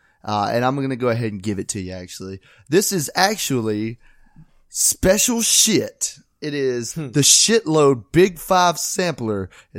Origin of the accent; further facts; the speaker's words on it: West Virginia, United States; Yeah, so I'm from West Virginia and I ….